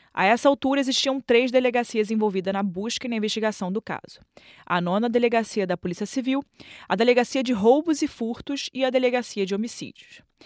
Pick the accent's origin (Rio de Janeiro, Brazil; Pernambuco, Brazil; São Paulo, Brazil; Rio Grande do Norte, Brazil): Rio de Janeiro, Brazil; Eu cresci é, na Tijuca, que é perto do Maracanã. Até minha adolescência eu morava no Maracanã.